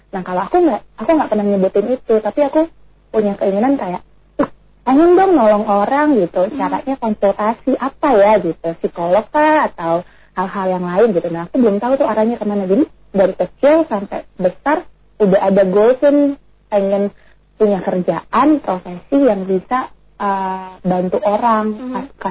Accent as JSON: {"language": "Indonesian", "town": "Bogor", "region": "West Java", "country": "Indonesia", "tie": "born or raised there", "also_born_or_lived": "Cibinong", "said": "aku lahirnya di Bogor"}